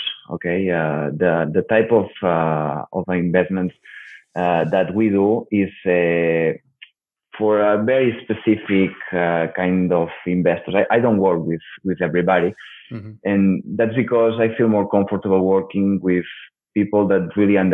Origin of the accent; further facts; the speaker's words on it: Barcelona, Catalonia, Spain; I'm from Barcelona. I have all the connections in the market.